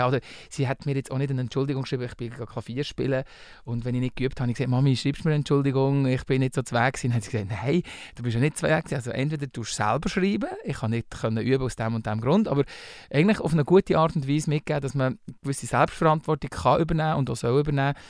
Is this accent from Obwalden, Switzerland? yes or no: no; Bern, Switzerland; born or raised there; accent: Walliserdeutsch, Berndeutsch; first language Walliserdeutsch; moved away as an adult; also born or lived in Valais; now in Zurich, Switzerland